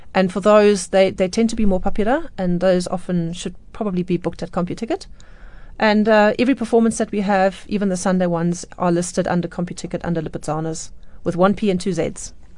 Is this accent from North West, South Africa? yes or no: no; Johannesburg, Gauteng, South Africa; I was born in Johannesburg